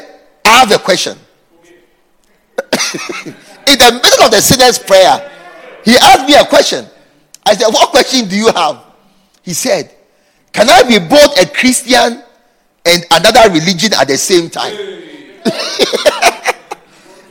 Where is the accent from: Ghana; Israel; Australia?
Ghana; moved away as an adult; also born or lived in Dakar, Senegal; I was from Ghana, from a great church.